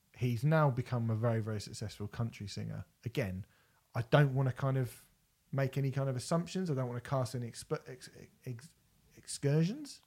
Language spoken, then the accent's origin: English; United Kingdom; as British people